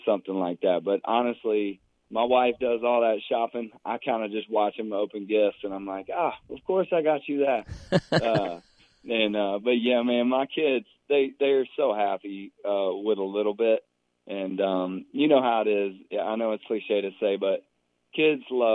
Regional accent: Franklin, Tennessee, United States; my hometown of Franklin now, right south of Nashville

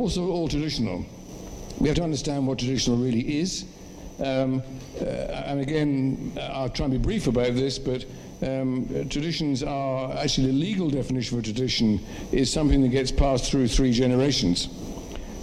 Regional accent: England, United Kingdom; I identify myself as being English

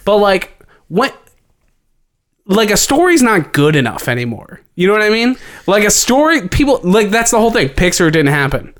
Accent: Cincinnati, Ohio, United States; we're from Cincinnati

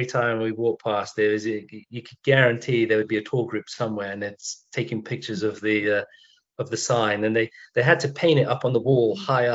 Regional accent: London, United Kingdom; moved away as an adult; also born or lived in Rhodesia; now in United States; I'm from the south, I'm from London

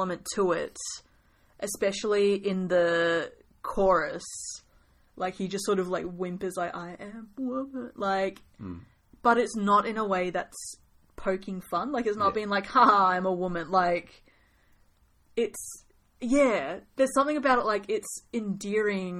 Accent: New Zealand; I'm a Kiwi

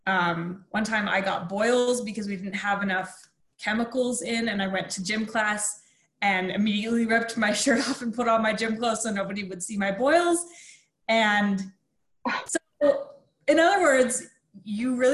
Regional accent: St. Anthony, Idaho, United States; I am not a Utahn. I am an Idahoan. So I grew up in a small town about 15 minutes north of Rexburg

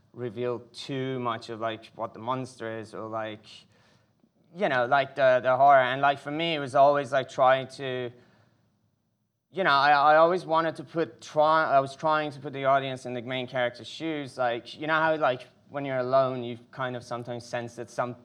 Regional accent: Iran; moved away; I was born in Iran in the 80s, right in the middle of Iran-Iraq war

